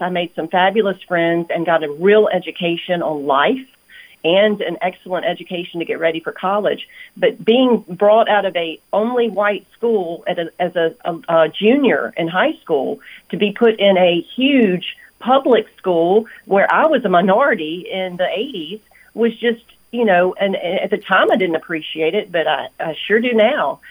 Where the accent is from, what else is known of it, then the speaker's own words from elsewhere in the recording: Selma, Alabama, United States; now in Birmingham, United States; I grew up in Selma, Alabama